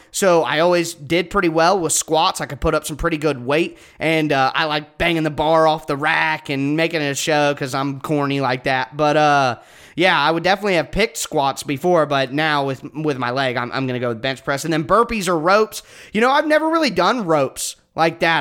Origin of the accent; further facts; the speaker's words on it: Ohio, United States; I'm from Ohio. I live in Ohio.